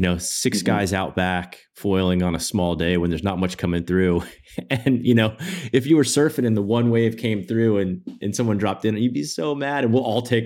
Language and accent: English; Florida, United States; moved away as an adult; also born or lived in Costa Rica; I grew up in Florida and then I moved to Costa Rica, and having to move back after 11 years